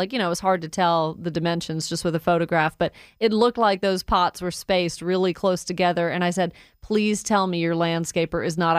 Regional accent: Woodstock, Georgia, United States; I grew up in Woodstock my whole life

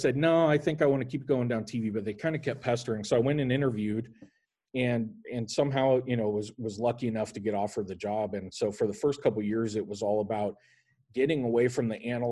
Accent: Lincoln, Nebraska, United States; moved away as an adult; also born or lived in Starkville, Mississippi / Meridian, Mississippi / Kansas City; I grew up in Lincoln, Nebraska

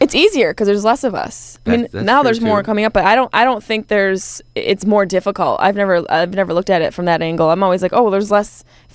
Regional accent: East Coast, United States; now in Marina Del Rey, United States; I love LA. I came from the East Coast.

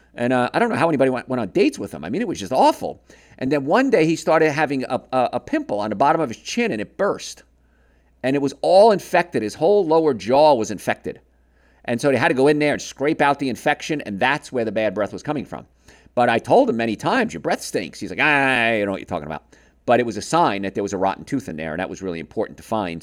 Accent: Marietta, United States; my hometown of Marietta

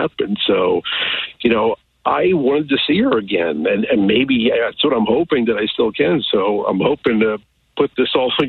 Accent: United States; Just outside Kansas City.

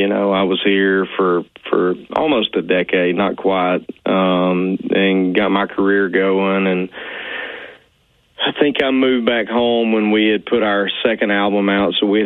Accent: Arkansas, United States; also born or lived in Nashville, Tennessee; we moved back home to my hometown

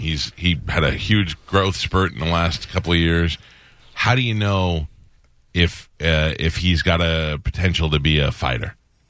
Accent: New York, United States; I'm a New Yorker.

